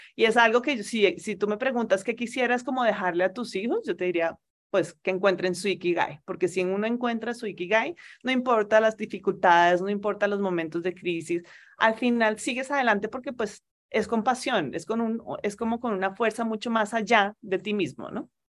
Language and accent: Spanish; Colombia; moved away as an adult; also born or lived in Spain / Turkey; Mi marido y yo ambos somos colombianos, ambos teníamos toda nuestra familia aquí en Colombia